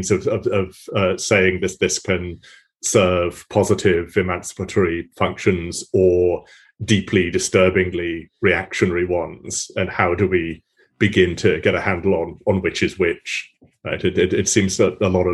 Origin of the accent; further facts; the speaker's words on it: United Kingdom; moved away; my home country